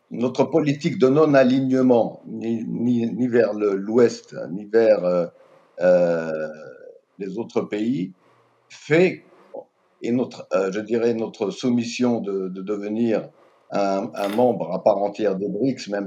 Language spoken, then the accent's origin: French; Algeria; en tant qu'Algérien, je peux tout de suite vous dire que mon pays est très jaloux de sa souveraineté politique, économique, géostratégique.